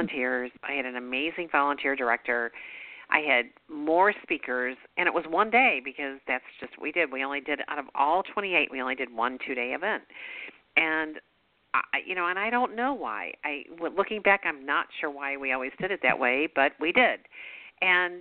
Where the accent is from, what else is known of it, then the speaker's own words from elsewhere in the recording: Missouri, United States; we're from Missouri, you know, we are out in the farms